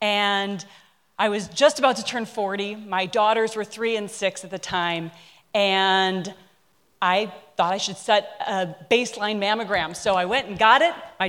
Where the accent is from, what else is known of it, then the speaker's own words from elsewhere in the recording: Minnesota, United States; I grew up in Minnesota, land of cow. I mean, I ate everything from tongue to practically tail.